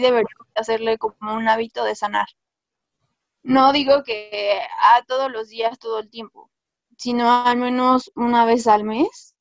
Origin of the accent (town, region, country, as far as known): Mexico